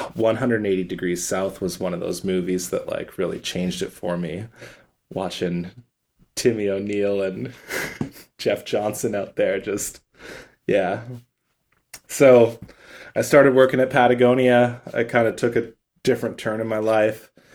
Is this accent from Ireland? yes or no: no; Calgary, Alberta, Canada; now in Vancouver, Canada; We grew up in Calgary together